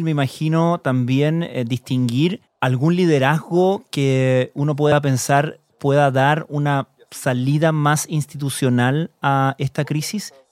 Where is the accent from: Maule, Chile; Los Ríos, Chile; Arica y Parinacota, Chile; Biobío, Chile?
Los Ríos, Chile; Valdivia; vengo de Valdivia, Chile.